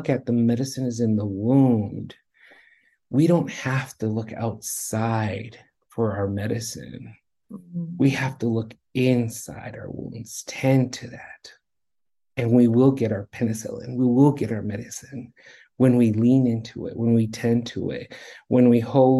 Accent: Redlands, California, United States; now in Colorado, United States; In Southern California, in Southern California, Redlands.

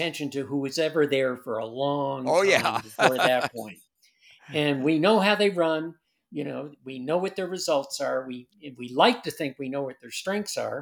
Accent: Middletown, New York, United States; the road race that I became involved with in my hometown, Middletown

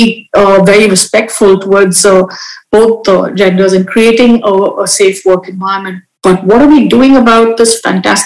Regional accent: India; in my country, I have been brought up in India

